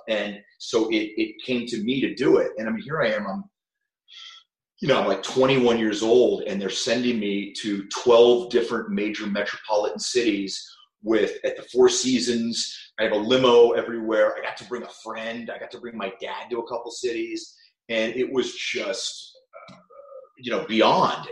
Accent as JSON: {"language": "English", "town": "New Castle", "region": "Pennsylvania", "country": "United States", "tie": "born or raised there", "also_born_or_lived": "Cleveland, Ohio", "moved": "as an adult", "lives_now": "Los Angeles, United States", "said": "my dad joined our, our family business, which was a chain of retail jewelry stores uh, located we're actually headquartered in Newcastle, Pennsylvania, which is about 45 minutes uh, west of Pittsburgh"}